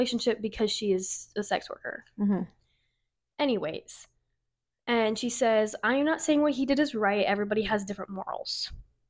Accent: Minnesota, United States

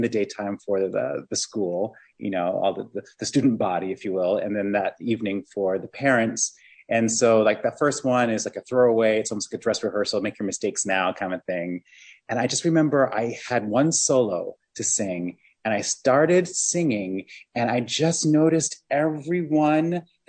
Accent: Ohio, United States; also born or lived in Michigan; I'm a Midwesterner. I grew up in Ohio and Michigan. My parents moved around a lot.

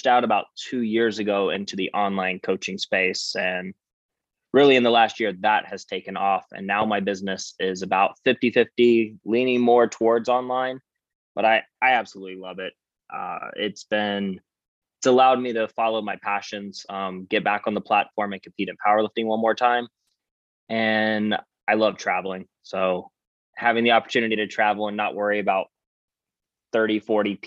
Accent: Savannah, Georgia, United States; also born or lived in Atlanta, Georgia; Born and raised in Savannah, Georgia.

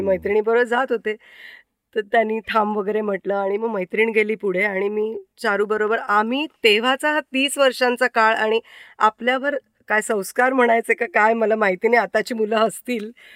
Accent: Mumbai, Maharashtra, India; moved away as an adult; now in Shendurni, India; माझं माहेर दादरचं भवानी शंकर रोड वरचं गोखलेवाडीतलं ते वीस दारं असलेलं एक कुटुंब अशी ती चाळ होती

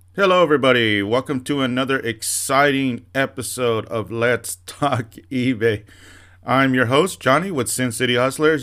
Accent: Santa Ana, California, United States; moved away as an adult; also born or lived in Orange, California; now in Las Vegas, United States; I was born in Orange

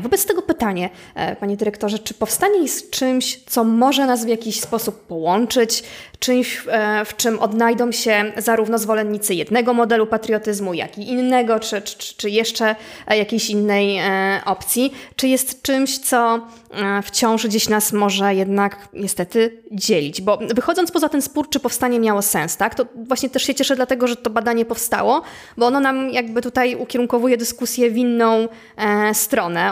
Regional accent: Łódź, Łódź Voivodeship, Poland; jestem, e, jestem z Łodzi

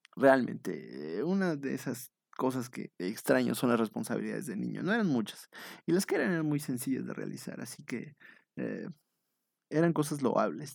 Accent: eastern State of Mexico, Mexico; soy del Oriente Estado de México y pues ahí, este, pues ahí nos dedicamos nosotros igual a hacer la limpieza del salón

